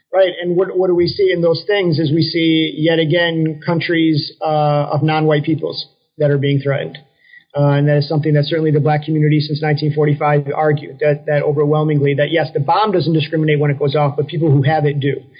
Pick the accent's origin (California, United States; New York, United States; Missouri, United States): New York, United States; Syracuse; moved away as an adult; also born or lived in Washington, D.C. / Florida; I'm originally from Syracuse, New York, upstate New York